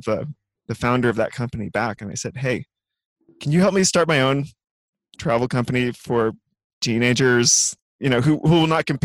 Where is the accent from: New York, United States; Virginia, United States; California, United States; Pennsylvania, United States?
California, United States; I grew up in California